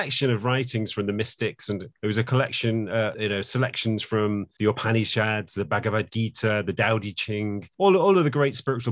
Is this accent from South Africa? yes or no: no; England, United Kingdom; I was born in England